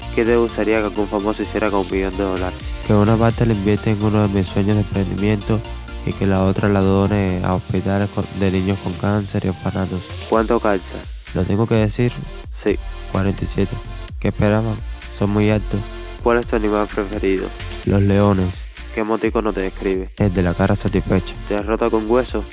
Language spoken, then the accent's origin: Spanish; Havana, Cuba; La Habana, Cuba